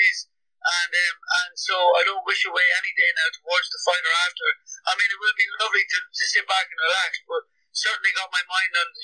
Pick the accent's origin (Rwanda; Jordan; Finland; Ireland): Ireland; I'm Irish